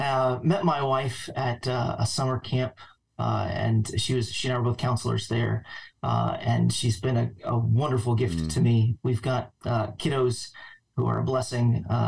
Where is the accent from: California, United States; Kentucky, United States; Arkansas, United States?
Arkansas, United States; Jacksonville; now in Virginia, United States; I was born and raised by God's grace in a godly family. My mother and father took me to church. I was born in Arkansas